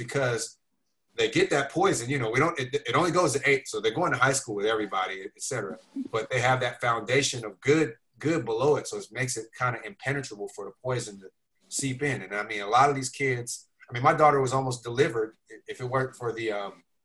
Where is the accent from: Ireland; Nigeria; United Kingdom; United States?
United States; Oakland, California; I grew up in East Oakland.